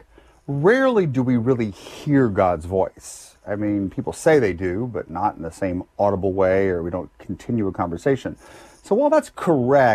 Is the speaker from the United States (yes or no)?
yes; Lafayette, Louisiana, United States; I was born in Lafayette, Louisiana. Went to high school there, public high school product